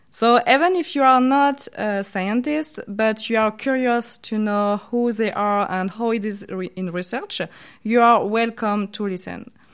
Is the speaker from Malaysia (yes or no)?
no; France; accent: French; English is a second language; I have a very strong French accent.